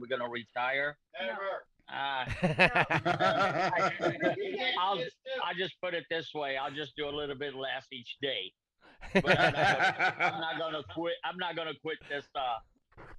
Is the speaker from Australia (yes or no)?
no; Portugal; now in United States; I was brought up with nothing. I'm not from even the United States. I'm from Portugal